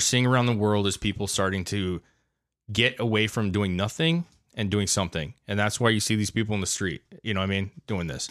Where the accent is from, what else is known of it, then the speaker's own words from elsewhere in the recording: United States; as an American citizen